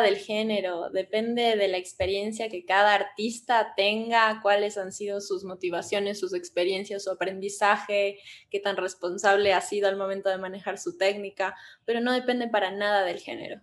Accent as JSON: {"language": "Spanish", "town": "Cuenca", "region": "Azuay", "country": "Ecuador", "moved": "yes", "lives_now": "Quito, Ecuador", "said": "nosotros somos de Cuenca"}